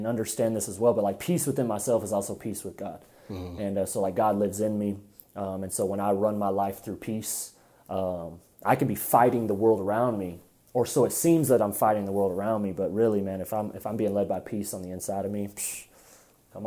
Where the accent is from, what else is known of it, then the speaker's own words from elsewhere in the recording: Lubbock, Texas, United States; also born or lived in Hobbs, New Mexico / Seminole, Texas; I was born here in Lubbock